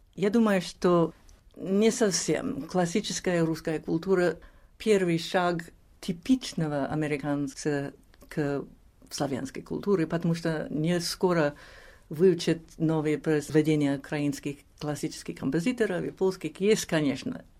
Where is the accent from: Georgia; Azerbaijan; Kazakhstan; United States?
United States; New York; Russian is a second language; А мы выросли в Нью-Йорке